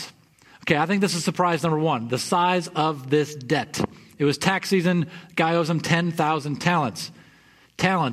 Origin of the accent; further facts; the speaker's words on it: West Michigan, United States; I grew up in West Michigan